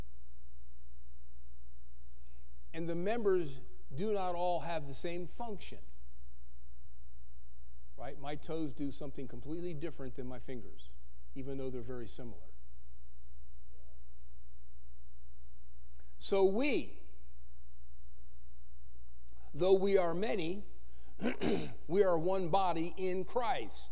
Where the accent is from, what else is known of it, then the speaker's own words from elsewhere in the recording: the East, United States; now in Berthoud, United States; I grew up in the East